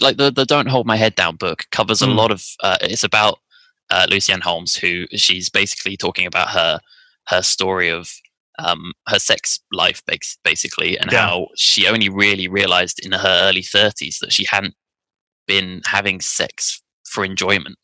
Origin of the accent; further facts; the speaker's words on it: France; moved away as an adult; now in United Kingdom; I grew up in France